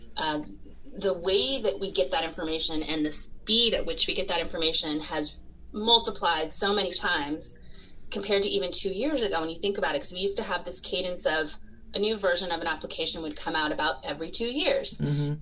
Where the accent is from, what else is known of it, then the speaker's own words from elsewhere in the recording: Florida, United States; growing up in Florida